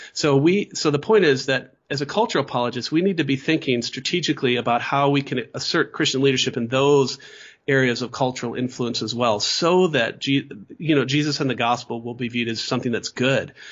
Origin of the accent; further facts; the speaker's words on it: Midwest, United States; now in Fort Worth, United States; I'm from the Midwest